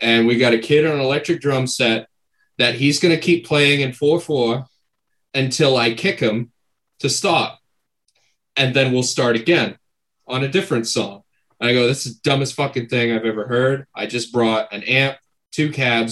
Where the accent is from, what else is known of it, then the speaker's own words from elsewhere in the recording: Maine, United States; we're from Maine, so everything's all fucking Wabanaki